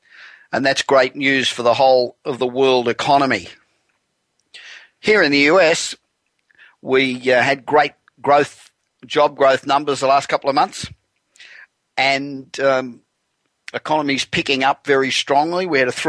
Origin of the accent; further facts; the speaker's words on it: Los Angeles, California, United States; And I'm broadcasting from my hometown of Los Angeles, where it is cold.